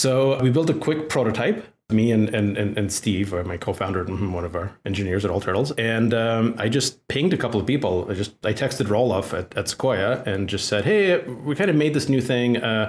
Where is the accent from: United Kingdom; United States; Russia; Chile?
Russia; English is a second language; as a little kid growing up in the Soviet Union, 80% of the people I knew were named either Alex or Natasha.